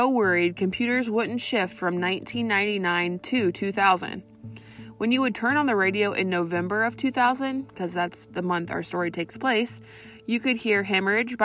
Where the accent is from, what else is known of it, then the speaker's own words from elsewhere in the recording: Vinton County, Ohio, United States; I graduated from Vinton County High School